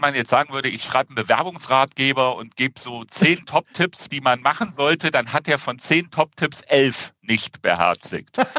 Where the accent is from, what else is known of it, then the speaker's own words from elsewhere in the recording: Rhineland, Germany; als Rheinländer eher lauter denn leiser bin